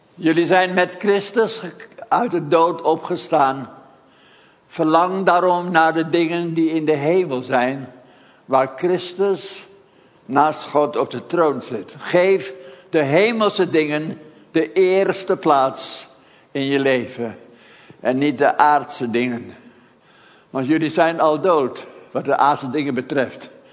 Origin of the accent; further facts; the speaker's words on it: Haarlem, North Holland, Netherlands; moved away; ik dan in Haarlem.